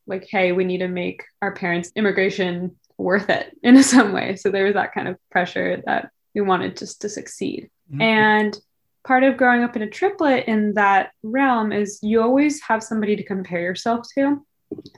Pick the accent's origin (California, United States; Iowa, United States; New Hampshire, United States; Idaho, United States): California, United States; Silicon Valley; we grew up in Silicon Valley.